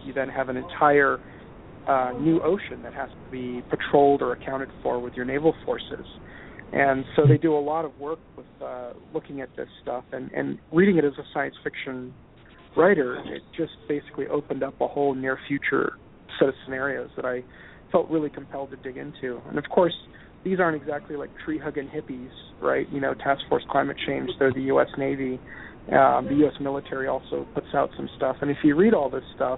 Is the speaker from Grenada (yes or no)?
yes; Grenada; moved away; Barbados is not too far away from where I grew up in Grenada.